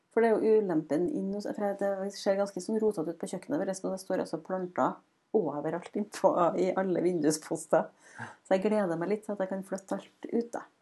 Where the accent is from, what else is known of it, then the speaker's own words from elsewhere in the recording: Frosta, Trøndelag, Norway; kommer vi fra Frosta